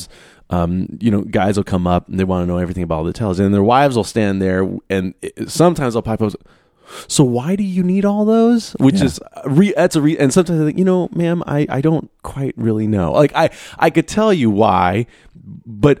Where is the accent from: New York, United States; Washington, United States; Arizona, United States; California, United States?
Arizona, United States; I grew up in Arizona